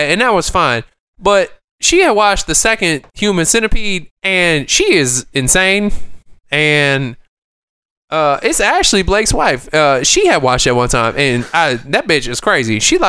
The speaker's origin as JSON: {"language": "English", "country": "Canada", "said": "Oh, I am. I'm Canadian Chinese."}